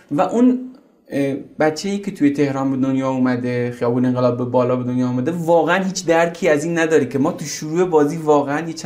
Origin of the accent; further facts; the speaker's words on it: Zahedan, Sistan and Baluchestan, Iran; moved away as an adult; also born or lived in Zabol; now in Tehran, Iran; بعدش ما برای زندگی اومدیم زاهدان و تا سن 18 سالگی قبل از کنکور من زاهدان بودم